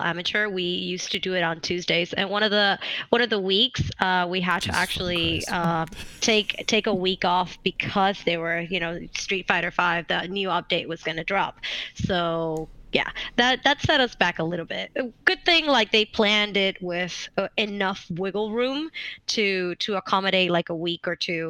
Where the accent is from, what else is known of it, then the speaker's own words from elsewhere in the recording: Puerto Rico; English is a second language; moved away as an adult; now in California, United States; I'm actually from Puerto Rico. So I came here, I moved to California in 2017.